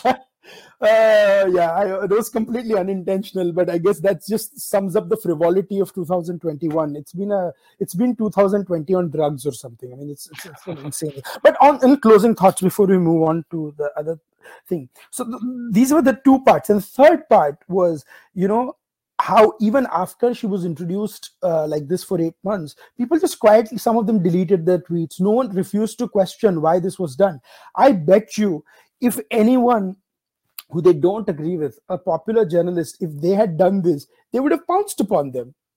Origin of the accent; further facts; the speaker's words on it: Ahmedabad, Gujarat, India; my hometown of Ahmedabad